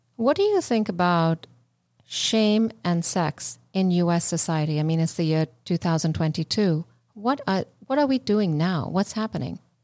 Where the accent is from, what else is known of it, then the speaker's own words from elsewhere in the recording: India; moved away; I grew up in India